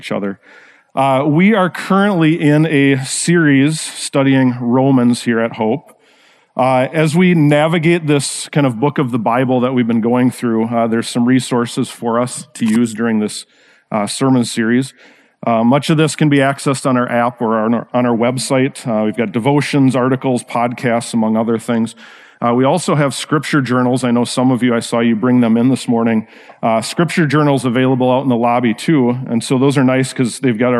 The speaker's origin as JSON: {"language": "English", "town": "Rochester", "region": "Minnesota", "country": "United States", "tie": "born or raised there", "said": "I grew up actually in Rochester, Minnesota"}